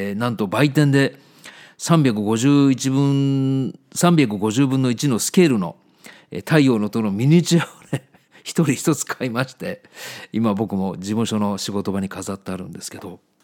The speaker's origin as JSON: {"language": "Japanese", "town": "Yokkaichi", "region": "Mie", "country": "Japan", "tie": "born or raised there", "moved": "yes", "said": "当時三重県の四日市っていうところに住んでたんですけど"}